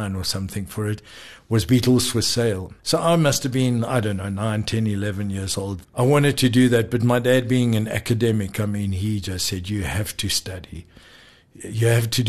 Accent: South Africa; also born or lived in Pretoria / Durban; I was born in South Africa, but being of Lebanese descent

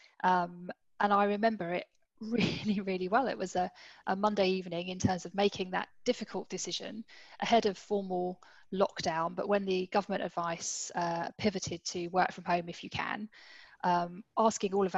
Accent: London, United Kingdom; I grew up in the East End of London, pretty humble beginnings

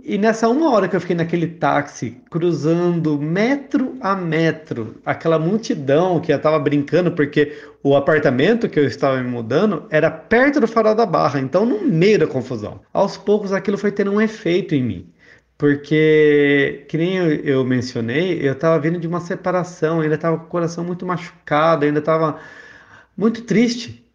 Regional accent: Botucatu, São Paulo, Brazil; moved away as an adult; also born or lived in Brussels / Salvador; eu sou de Botucatu, no interior de São Paulo

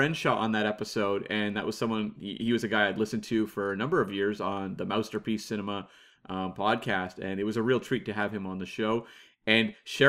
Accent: London, United Kingdom; Oi, I'm from London.

